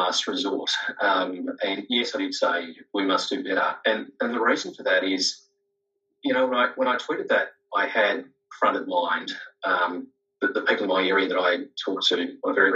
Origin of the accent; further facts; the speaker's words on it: Melbourne, Victoria, Australia; I was born at Sandy Hospital, grown up in the area